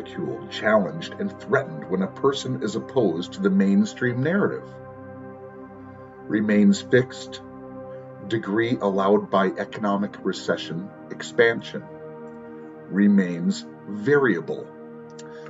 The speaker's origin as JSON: {"language": "English", "country": "United States", "moved": "yes", "said": "I am an American"}